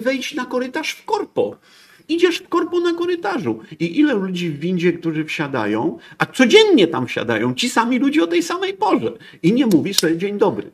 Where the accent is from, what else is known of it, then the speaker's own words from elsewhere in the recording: Poland; Jestem z Polski, u, to tragedia, bo nie, nie bogaty Niemiec, tylko Polak